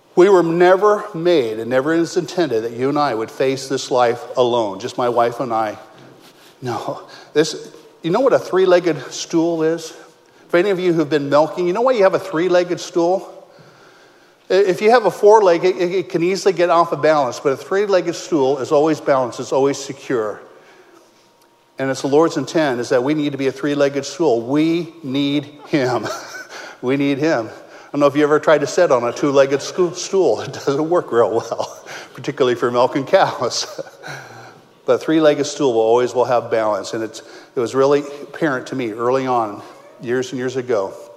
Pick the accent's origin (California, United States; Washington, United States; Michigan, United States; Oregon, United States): California, United States; Modesto; moved away as an adult; also born or lived in Ohio; I was born and raised in Modesto